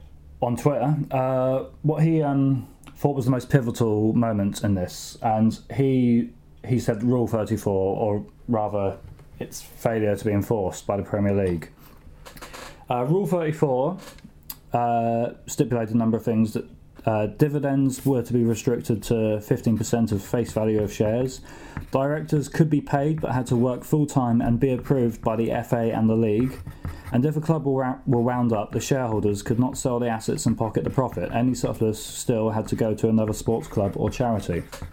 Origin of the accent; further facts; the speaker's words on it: London, United Kingdom; I grew up in Streatham in southwest London